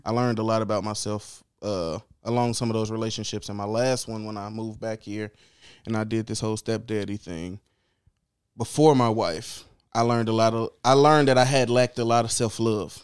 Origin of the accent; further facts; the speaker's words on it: Chicago, Illinois, United States; born and raised in Chicago. West Side, only ever lived West Side, never lived outside of the West Side in Chicago